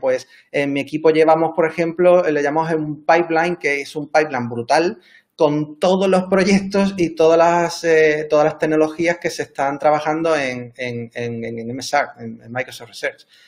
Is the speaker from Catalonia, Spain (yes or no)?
no; Cádiz, Andalusia, Spain; moved away; also born or lived in Seville; yo soy de Cádiz, estudié en la Universidad de Sevilla